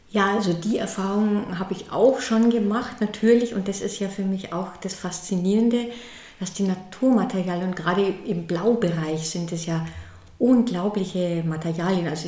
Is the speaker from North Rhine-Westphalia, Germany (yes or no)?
no; Berchtesgaden, Bavaria, Germany; born there; now in Würzburg, Germany; ich bin ähm, in Oberbayern geboren, in Berchtesgaden und lebe aber jetzt in, im schönen Würzburg am Main. Mein Atelier ist in Zell bei Würzburg am Main.